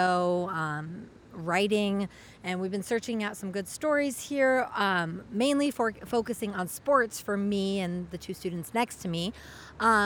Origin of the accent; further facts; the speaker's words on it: Fremont, Nebraska, United States; I'm from a farm about 15 minutes north of Fremont, Nebraska